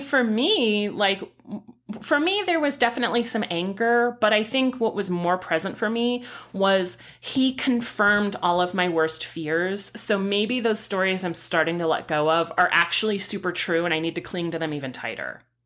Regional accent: San Diego, California, United States; moved away; born and raised in San Diego

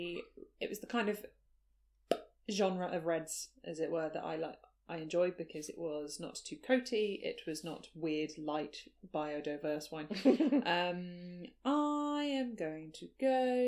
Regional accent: the South Coast, South East England, United Kingdom; I grew up on the South Coast, where sailing was quite a big thing.

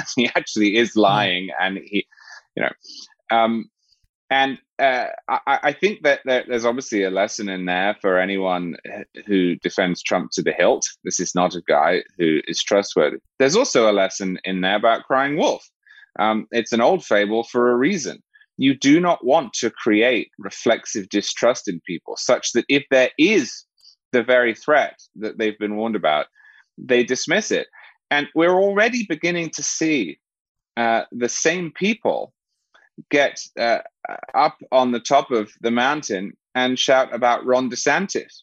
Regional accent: England, United Kingdom; moved away; I'm originally English

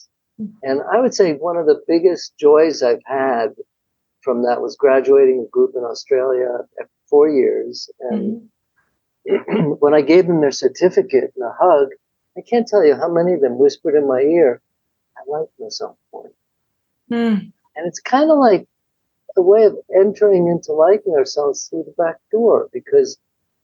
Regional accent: New York, United States; moved away; I'm from New York originally and I was living there

